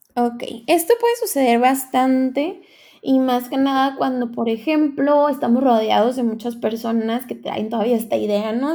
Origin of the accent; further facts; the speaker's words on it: Tijuana, Baja California, Mexico; soy de Tijuana, Baja California.